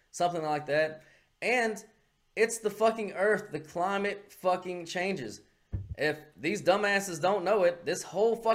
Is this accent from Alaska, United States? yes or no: no; California, United States; I mean, my home state of California, the wildfires.